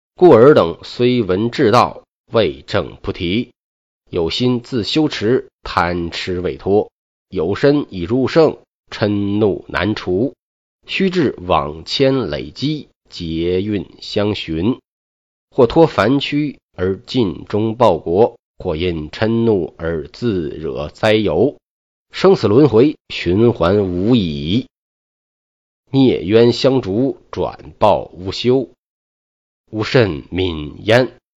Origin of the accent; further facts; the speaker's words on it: China; 我们中国